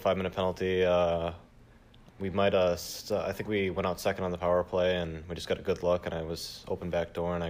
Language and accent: English; Chicago, Illinois, United States; Well, when I was younger, I think the hockey in the Midwest is pretty good at the younger ages, from just like squirts all the way up to midgets.